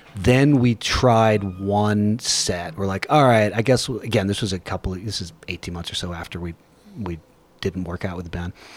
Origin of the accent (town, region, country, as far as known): Texas, United States; born or raised there